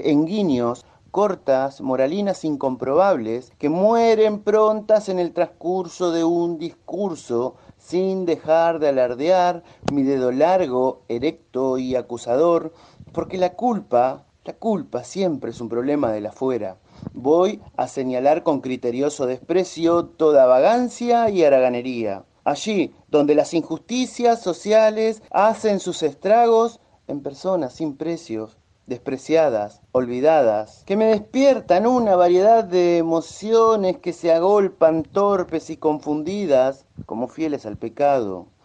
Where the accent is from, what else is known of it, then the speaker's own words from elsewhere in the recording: Chivilcoy, Buenos Aires Province, Argentina; soy de Chivilcoy